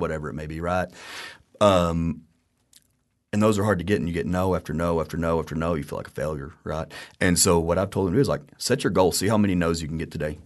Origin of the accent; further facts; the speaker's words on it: Texas, United States; We've both lived here our whole lives